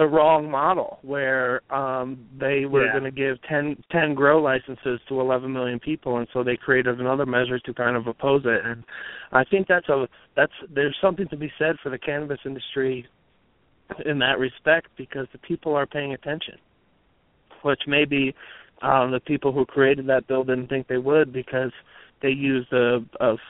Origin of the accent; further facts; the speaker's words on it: New Jersey, United States; now in Colorado, United States; I grew up in New Jersey